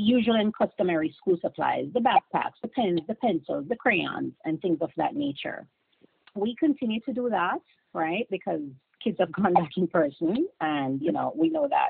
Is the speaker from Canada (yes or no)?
no; Clarendon Parish, Jamaica; moved away as an adult; now in United States; I'm from Clarendon, went to Glenmuir High School